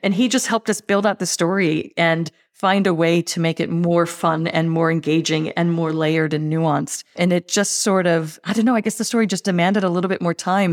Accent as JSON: {"language": "English", "country": "United States", "accent": "American", "moved": "yes", "lives_now": "Australia", "said": "I'm, I'm clearly, clearly American"}